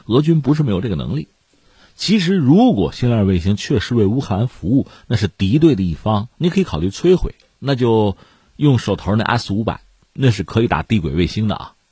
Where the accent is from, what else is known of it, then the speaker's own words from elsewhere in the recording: China; 我们中国人讲一句话叫"兼听则明"